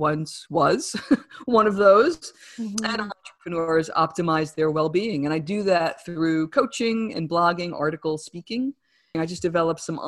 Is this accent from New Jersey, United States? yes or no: yes; New Jersey, United States; accent: New Jersey; my New Jersey accent